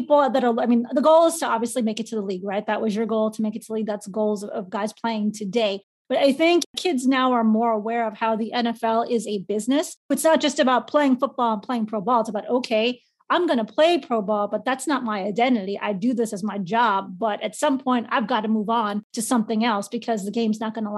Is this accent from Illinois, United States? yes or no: yes; Chicago, Illinois, United States; I'm from Chicago